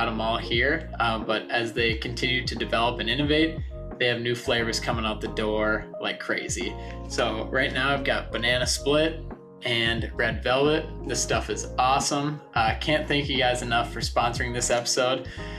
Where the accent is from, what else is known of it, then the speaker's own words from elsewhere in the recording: Detroit Lakes, Minnesota, United States; And I grew up in Detroit Lakes, Minnesota.